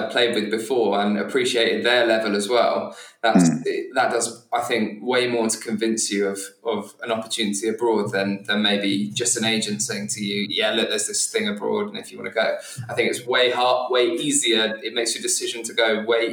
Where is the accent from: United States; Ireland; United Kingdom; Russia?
United Kingdom; England; moved away; for me coming from, and for you, obviously, both being English boys